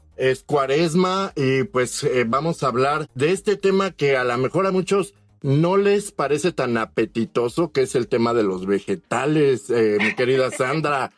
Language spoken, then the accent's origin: Spanish; Mexico; los mexicanos